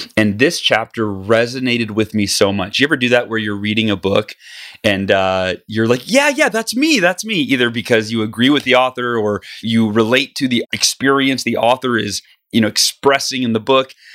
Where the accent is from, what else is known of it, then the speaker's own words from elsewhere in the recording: California, United States; moved away; back to my home state where I was, uh, born and grew up